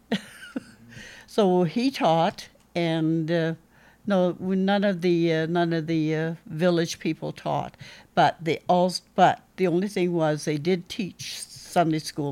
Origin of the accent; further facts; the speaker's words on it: Hartley Bay, British Columbia, Canada; I was, uh, born and raised in Hartley Bay